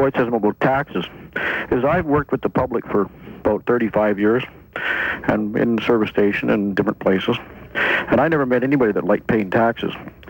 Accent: Canada; as a Canadian

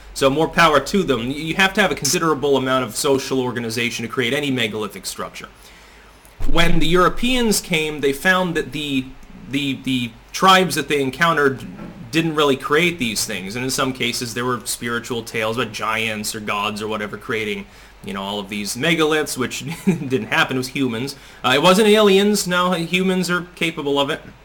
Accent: United States; I'm from the United States.

